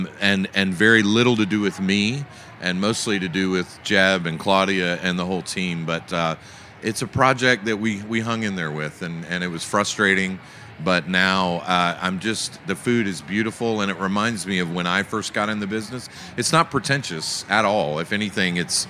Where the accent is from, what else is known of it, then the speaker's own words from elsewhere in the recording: Atlanta, Georgia, United States; now in Charleston, United States; I've been in Charleston for 30 years, but I grew up in Atlanta